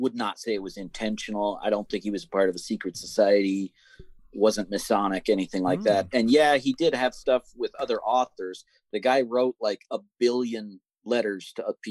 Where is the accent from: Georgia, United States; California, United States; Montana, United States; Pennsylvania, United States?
Montana, United States; I grew up in Montana